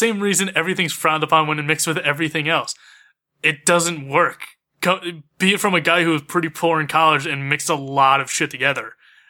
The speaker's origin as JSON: {"language": "English", "region": "Pennsylvania", "country": "United States", "said": "we're all from Pennsylvania"}